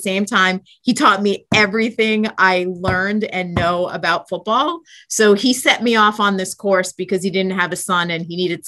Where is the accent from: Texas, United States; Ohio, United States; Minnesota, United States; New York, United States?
New York, United States; Flushing; So it's a part of Queens. And I grew up in a very small house in Queens, went to Catholic grammar school, went on to a Catholic high school named St. Francis Prep.